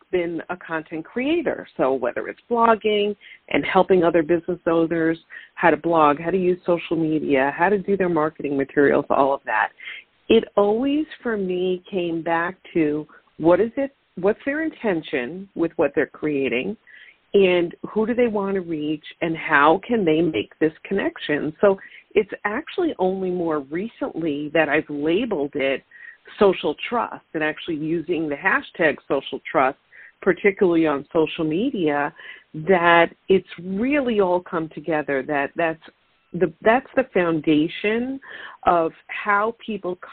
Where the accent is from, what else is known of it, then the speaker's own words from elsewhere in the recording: Long Island, New York, United States; now in Syracuse, United States; I've lived in New York my whole life, not right here. I'm originally from Long Island and made my way up a little bit more north into the center part of the state